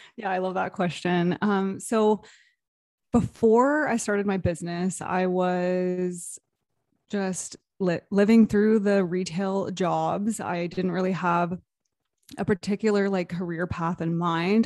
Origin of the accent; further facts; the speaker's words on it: Toronto, Canada area, Ontario, Canada; I am from Toronto, Canada area, just outside of Toronto